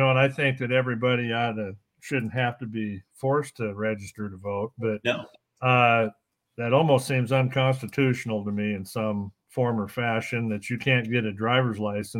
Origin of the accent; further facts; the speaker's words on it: California, United States; now in Oregon, United States; I think I might say I was from California before I'd say I was from Oregon right now